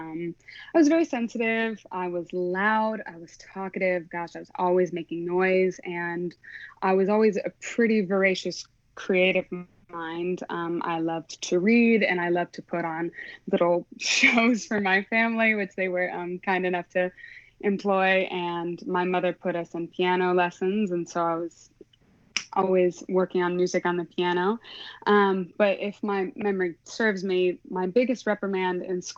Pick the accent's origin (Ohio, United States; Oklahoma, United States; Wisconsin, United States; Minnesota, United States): Oklahoma, United States; I am from Oklahoma. Yeah, born and raised. I lived in a suburb of Oklahoma City